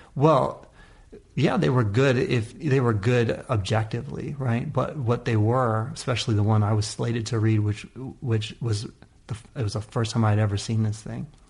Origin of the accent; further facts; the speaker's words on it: California, United States; also born or lived in Oakland; California in general, uh, and in that area particularly, is just the amount of diversity. We're just lucky to have it as a kid